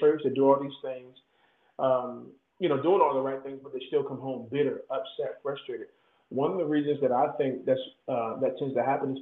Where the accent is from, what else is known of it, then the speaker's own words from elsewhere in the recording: Virginia, United States; we're from Virginia